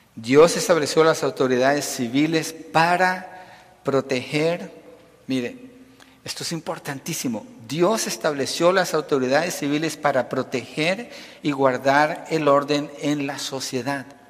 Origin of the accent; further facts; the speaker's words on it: Colombia; now in United States; Nací en Colombia, pero soy un ciudadano americano